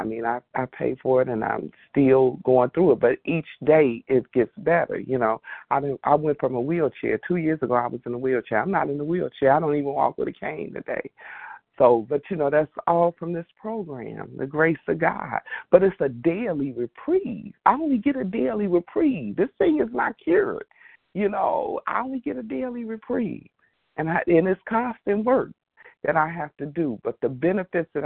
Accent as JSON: {"language": "English", "region": "Indiana", "country": "United States", "said": "I'm from Indiana"}